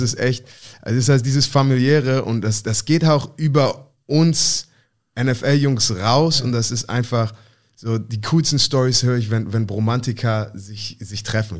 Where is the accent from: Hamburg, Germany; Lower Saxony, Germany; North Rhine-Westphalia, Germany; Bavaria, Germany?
Hamburg, Germany; moved away; ich bin Hamburger Jung